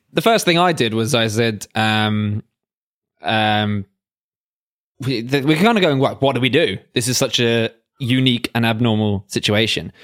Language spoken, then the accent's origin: English; England, United Kingdom; we're both English